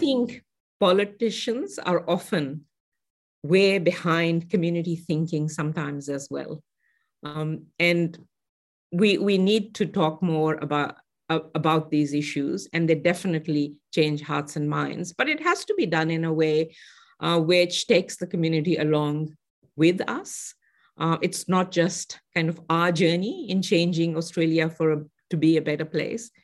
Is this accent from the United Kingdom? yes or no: no; Pakistan; moved away; I grew up in Pakistan